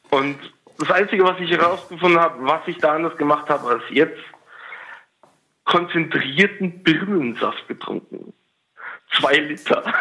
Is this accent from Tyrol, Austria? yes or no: yes; Tyrol, Austria; Ich komme aus Tirol.